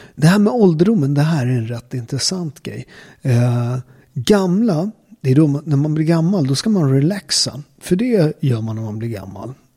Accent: Naples, Campania, Italy; now in Sweden; där jag kommer ifrån, Neapel

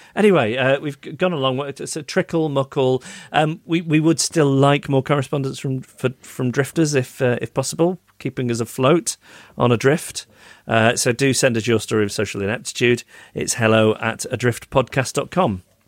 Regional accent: Macclesfield, North West England, United Kingdom; my hometown of Macclesfield.

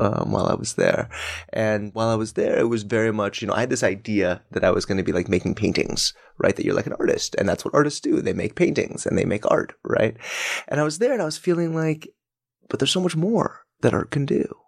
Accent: Denver, Colorado, United States; now in New York, United States; I'm from Colorado.

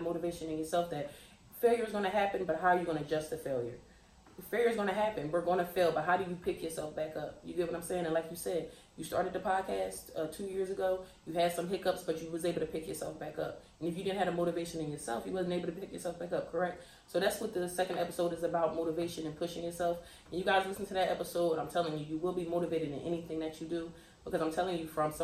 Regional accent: Trenton, New Jersey, United States; I am from Trenton, New Jersey

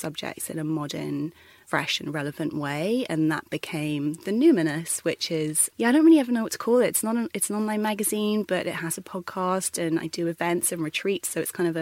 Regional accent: London, United Kingdom; I'm from the UK originally, born and bred in London

